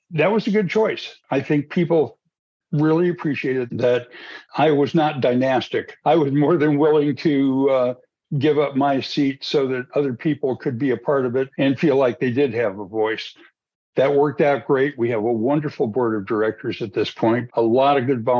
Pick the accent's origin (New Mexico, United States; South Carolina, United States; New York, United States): New Mexico, United States; moved away as an adult; also born or lived in Santa Fe, New Mexico / Archuleta County, Colorado; now in Colorado, United States; I grew up in New Mexico